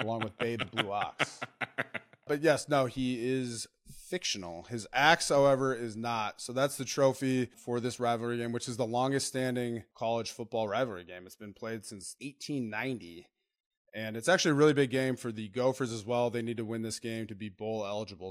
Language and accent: English; Minnesota, United States; also born or lived in Wisconsin; I'm from Minnesota, went to Wisconsin.